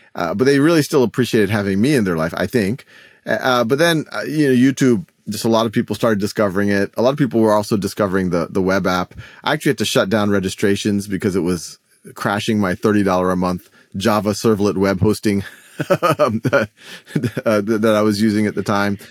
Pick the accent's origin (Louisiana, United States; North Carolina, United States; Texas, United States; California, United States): Louisiana, United States; New Orleans; moved away as an adult; also born or lived in Boston; I was born and raised in New Orleans